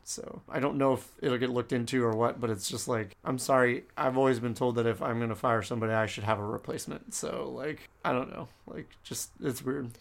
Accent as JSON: {"language": "English", "country": "United States", "first_language": "English", "lives_now": "Texas, United States", "said": "I'm that dumb American that doesn't speak any other language"}